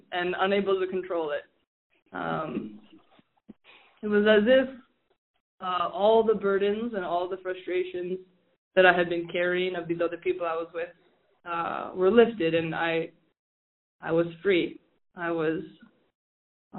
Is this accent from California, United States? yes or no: no; Rapid City, South Dakota, United States; I am originally from Rapid City, grew up as a parishioner from the Cathedral of Our Lady of Perpetual Health